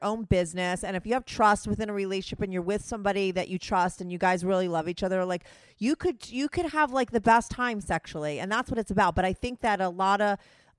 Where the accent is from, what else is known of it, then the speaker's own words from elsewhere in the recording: New Jersey, United States; moved away as an adult; now in New York City, United States; I grew up in New Jersey. I live in New York City for like over 20 years.